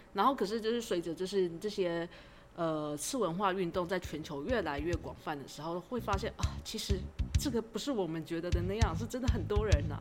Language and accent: Chinese; Taiwan; 我们台湾人